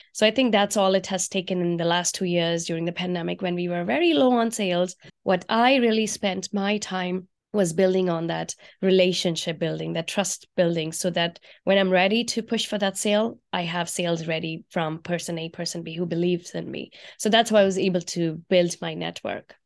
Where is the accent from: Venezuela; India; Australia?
India; moved away as an adult; now in United States; I grew up in India, and I used to eat on banana leaves in India while growing up